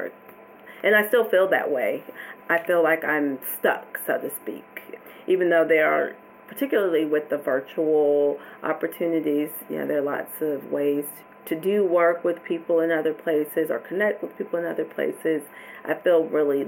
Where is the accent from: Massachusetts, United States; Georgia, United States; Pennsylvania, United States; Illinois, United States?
Georgia, United States; moved away as an adult; I was going to have to come back to Georgia, even though I've been licensed to practice psychology, have these degrees